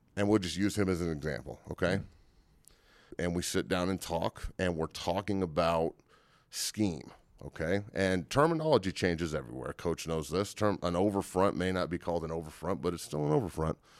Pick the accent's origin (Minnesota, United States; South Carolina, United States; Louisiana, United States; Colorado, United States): Colorado, United States; Boulder area; also born or lived in Santa Cruz, California, United States; when I was ten, and we moved from Santa Cruz to a seventy-acre plot that my, my, you know, my mother still lives on